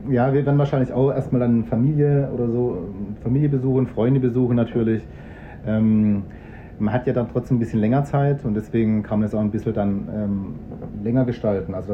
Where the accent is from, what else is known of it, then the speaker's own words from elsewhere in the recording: Berlin, Germany; Ich komme ja aus Berlin und die haben echt ja toll, also, also tolle Shows in Berlin, ja.